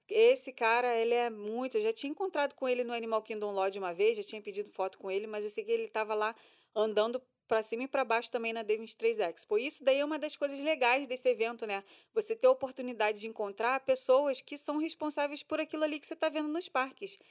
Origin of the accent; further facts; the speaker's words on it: Brazil; a gente é brasileiro